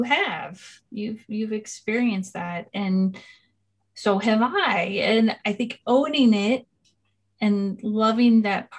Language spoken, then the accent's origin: English; California, United States; I come from California in the States